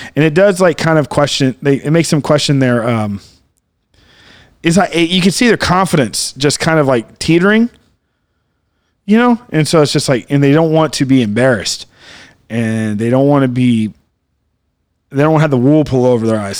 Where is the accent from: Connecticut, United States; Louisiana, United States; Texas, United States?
Texas, United States; Coral; born or raised there